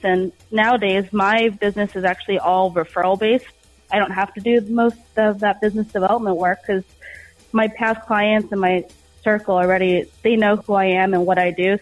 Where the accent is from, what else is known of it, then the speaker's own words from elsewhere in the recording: New York, United States; moved away; I'm from New York originally